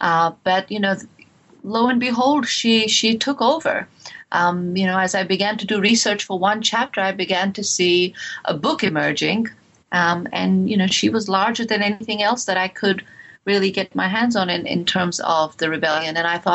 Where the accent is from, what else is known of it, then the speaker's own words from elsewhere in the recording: India; this book in many ways is has a lot to do with my childhood, was growing up in India.